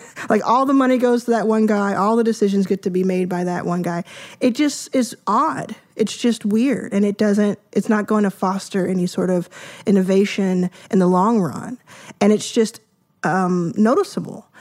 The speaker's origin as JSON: {"language": "English", "town": "Dallas", "region": "Texas", "country": "United States", "tie": "born or raised there", "also_born_or_lived": "Jackson, Mississippi", "said": "I grew up in Dallas, Texas. I was born in Jackson, Mississippi. at where my mom was born, and we quickly moved to Dallas."}